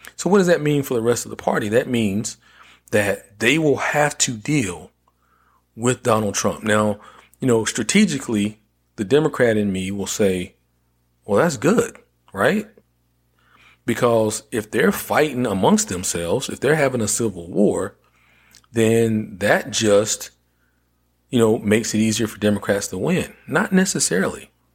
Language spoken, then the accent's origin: English; North Carolina, United States; my home state of North Carolina